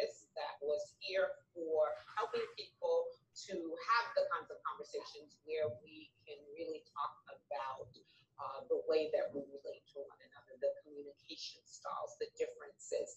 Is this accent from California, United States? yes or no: no; New York City, New York, United States; I hail from the Bronx